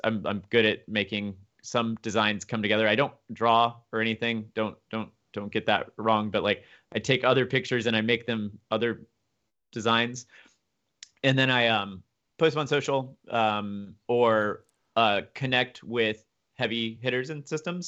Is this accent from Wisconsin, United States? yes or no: no; Memphis, Tennessee, United States; now in Boston, United States; I'm from Memphis